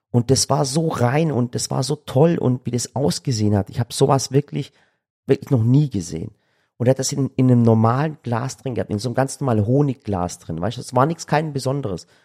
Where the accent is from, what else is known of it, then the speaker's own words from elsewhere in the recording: Yozgat, Yozgat Province, Turkey; krass, ihr seid gerade dort, wo ich herkomme. Ich wusste gar nicht, dass es so schön ist.